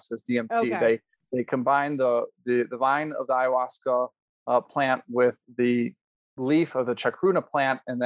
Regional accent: Chicago, Illinois, United States; now in Colorado, United States; growing up in Chicago with 1 or 2 dozen plants

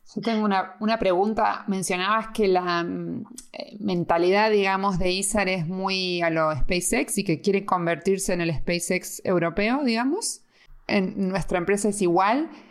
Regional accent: Argentina; now in Spain; siendo argentina

